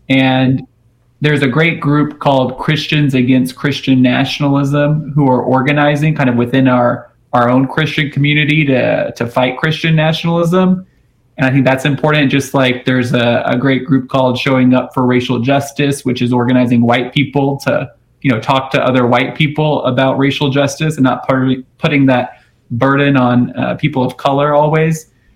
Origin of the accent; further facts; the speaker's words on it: Houston, Texas, United States; a fellow Texas Methodist, I grew up in Houston